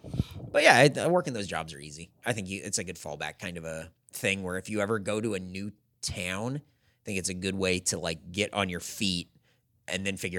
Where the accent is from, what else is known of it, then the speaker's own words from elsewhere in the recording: California, United States; now in Austin, United States; I was the first person that ever got hired at a brand new Target in my hometown of Santee, California.